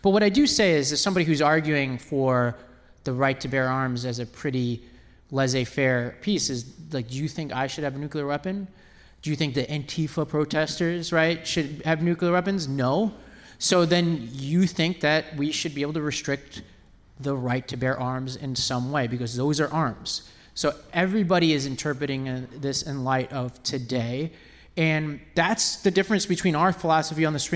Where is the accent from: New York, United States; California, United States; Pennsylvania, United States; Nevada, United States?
New York, United States; New York City; moved away as an adult; also born or lived in Nashville / Mississippi; I grew up in Staten Island